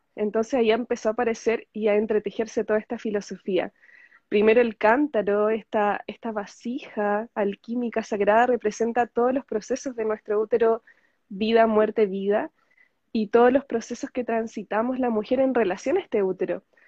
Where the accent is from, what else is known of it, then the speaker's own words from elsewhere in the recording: Chile; soy chilena, estoy en Chile